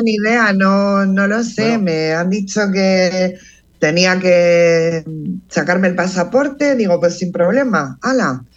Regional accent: Plasencia, Extremadura, Spain; nací en un pueblo en Plasencia, la provincia de Cáceres, en Extremadura

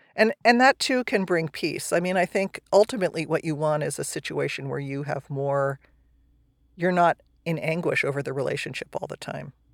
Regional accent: New Jersey, United States; now in California, United States; I grew up in New Jersey. I ended up in California.

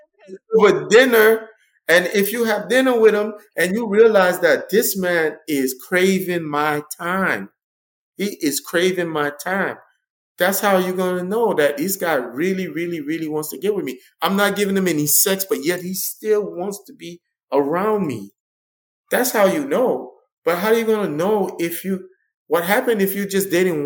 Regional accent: Miami, Florida, United States; grew up in Liberty City. I grew up on a rough and tough side

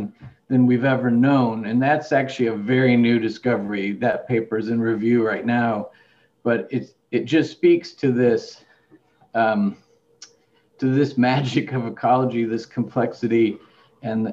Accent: Indiana, United States; now in Buffalo, United States; growing up in Midwest, mainly Indiana

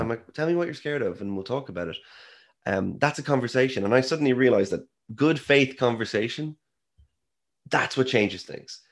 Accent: Ireland; I am Irish.

